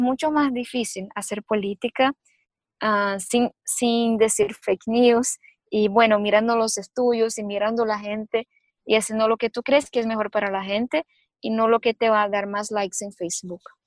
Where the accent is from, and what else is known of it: Brazil; Spanish is a second language